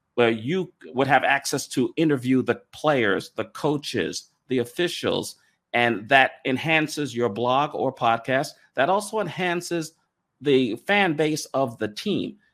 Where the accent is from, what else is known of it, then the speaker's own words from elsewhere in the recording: New York, United States; moved away; also born or lived in Raleigh; I grew up in New York, a Yankees fan